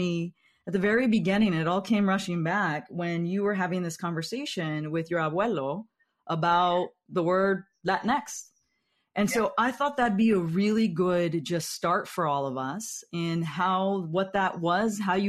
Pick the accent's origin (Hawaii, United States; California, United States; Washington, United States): California, United States; Central Valley of; I'm from the Central Valley of California.